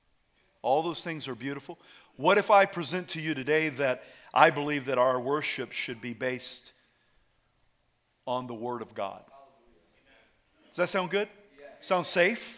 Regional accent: the South, United States; I was raised in the South.

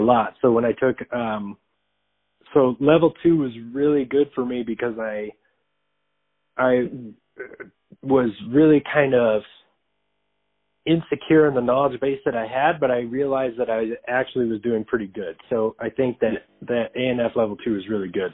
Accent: Arizona, United States; I'm from Arizona

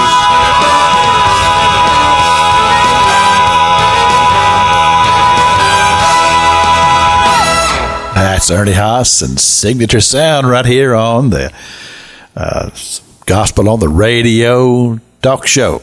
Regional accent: Cynthiana, Kentucky, United States; now in Tallahassee, United States; I'm in my hometown, Cynthiana, Kentucky

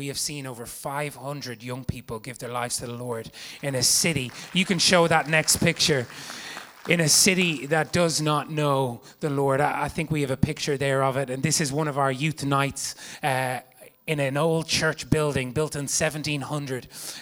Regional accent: Ireland; I'm from Ireland, and it's an incredible place

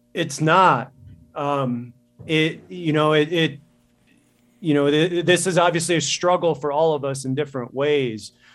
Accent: Midwest, United States; moved away as an adult; also born or lived in Chicago; now in Montana, United States; I'm from the Midwest

